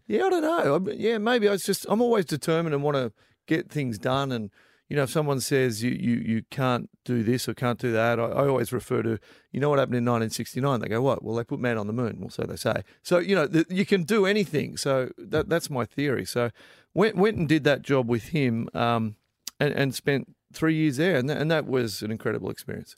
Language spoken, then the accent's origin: English; Melbourne, Victoria, Australia; I'm originally from Melbourne